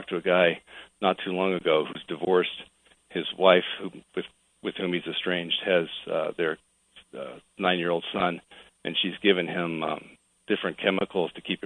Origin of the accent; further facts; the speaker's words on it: Portland, Oregon, United States; moved away as an adult; also born or lived in Los Angeles, California; I was actually raised in Portland